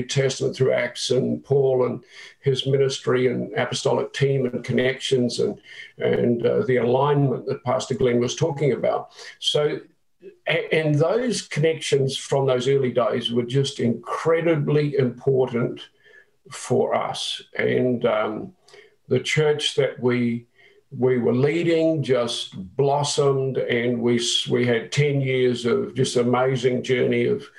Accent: New Zealand; moved away; I'm a Kiwi

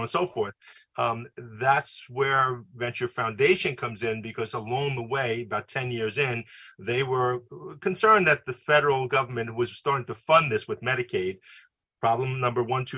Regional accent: New York City, New York, United States; also born or lived in Lynbrook, Long Island; now in Rockland County, United States; I grew up in Queens

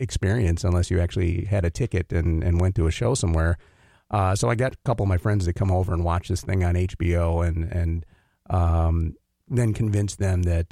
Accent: Blue Earth, Minnesota, United States; also born or lived in Twin Cities, Minnesota; I grew up in Blue Earth, Minnesota.

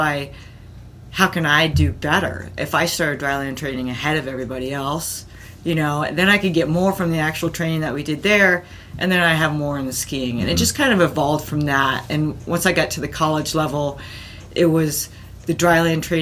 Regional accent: East Coast, United States; also born or lived in Connecticut; now in Boulder, United States; I actually grew up on the East Coast

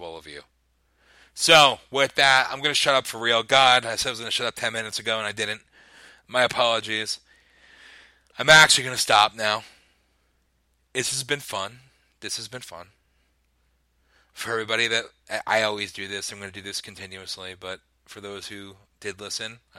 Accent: United States; I love being an American.

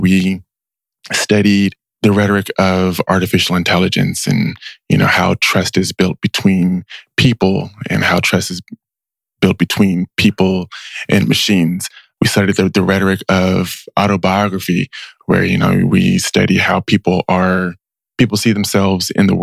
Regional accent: Richmond, California, United States; I grew up in Richmond, spent the first 15 years of my life there

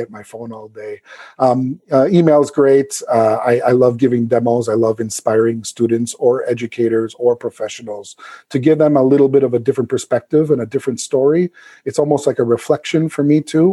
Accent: South Suburbs, Illinois, United States; moved away; when I come back to my hometown, of course, in the South Suburbs.

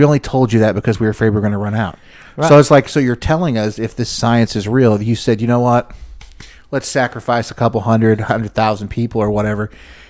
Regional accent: Texas, United States; as an American, as a Texan

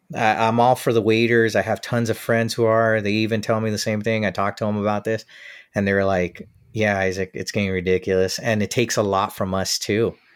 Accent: United States; I come from the States

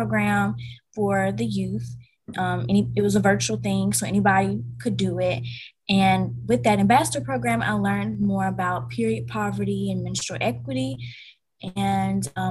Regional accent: Vicksburg, Mississippi, United States; I'm from Vicksburg, Mississippi. It's a pretty small town.

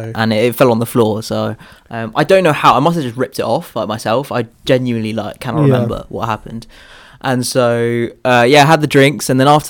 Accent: India; Well, I mean, you're not from India, bro. I'm legit from India.

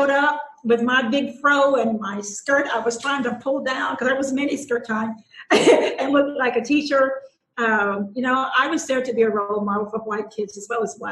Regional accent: Willisville, Arkansas, United States; I grew up in South Arkansas in a little bitty school. It was Willisville High School

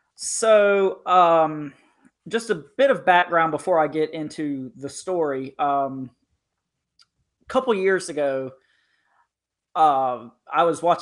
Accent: North Carolina, United States; I grew up in Eastern North Carolina across the creek from a very large military institution.

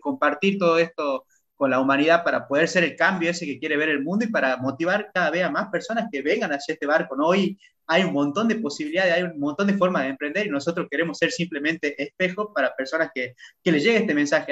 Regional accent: Salta, Argentina; moved away as an adult; now in Playa del Carmen, Mexico; yo soy de Salta, de Argentina, nacido en Salta, Argentina

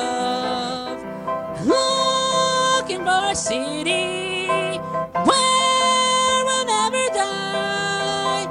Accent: Salisbury, North Carolina, United States; born or raised there

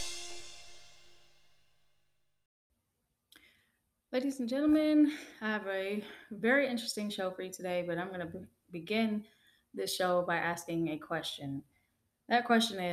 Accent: United States; I'm African American, and in my community

